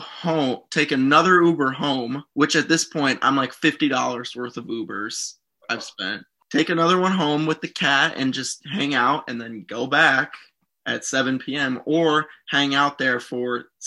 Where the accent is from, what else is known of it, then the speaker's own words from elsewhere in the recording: Bloomington, Illinois, United States; moved away; I'm from Bloomington, Illinois, everybody, originally, Bloomington Normal